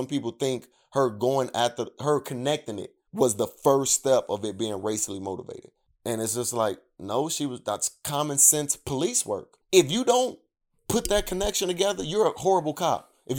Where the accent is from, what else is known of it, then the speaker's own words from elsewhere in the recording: Chicago, Illinois, United States; I grew up on the South Side of Chicago around nothing but black people.